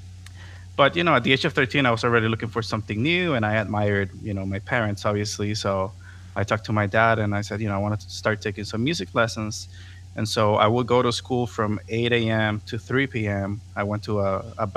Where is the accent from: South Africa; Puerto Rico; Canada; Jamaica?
Puerto Rico; Caguas; first language Spanish; English is a second language; moved away as an adult; also born or lived in San Juan, Puerto Rico / Florida; I was born in San Juan. I was raised in the capital for the first 4 years. And once my sister was born, we moved to the city of Caguas, and that's where I lived my whole life until I left in 2008